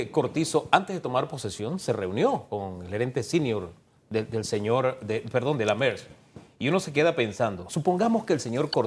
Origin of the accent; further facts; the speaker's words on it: Panama; como panameño